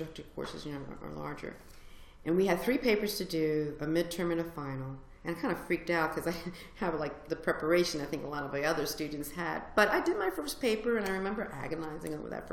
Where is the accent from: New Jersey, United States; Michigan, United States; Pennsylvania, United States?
New Jersey, United States; Trenton; moved away as an adult; now in Richmond, United States; I grew up in Trenton, New Jersey, which is like 20 minutes away from here